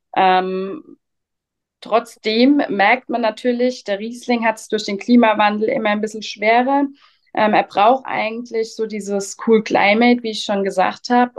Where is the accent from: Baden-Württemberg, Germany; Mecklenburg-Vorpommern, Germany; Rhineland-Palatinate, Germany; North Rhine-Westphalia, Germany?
Rhineland-Palatinate, Germany; Spiesheim; Ich komme aus dem schönen und kleinen Spießheim mitten in Rheinhessen